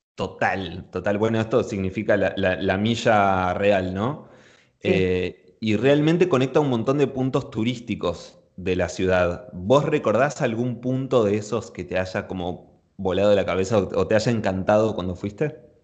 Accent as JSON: {"language": "Spanish", "region": "Buenos Aires", "country": "Argentina", "tie": "born or raised there", "said": "mi ciudad natal, ¿no? Con Buenos Aires"}